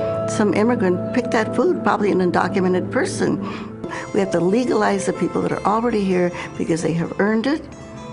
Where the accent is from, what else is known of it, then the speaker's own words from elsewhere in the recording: New Mexico, United States; I grew up in New Mexico